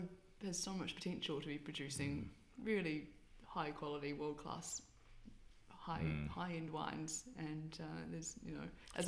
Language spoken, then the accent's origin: English; Cromwell, Otago, New Zealand; we both grew up there, so we know Central really well. And yeah, but … was in Alexandra and I was in Cromwell.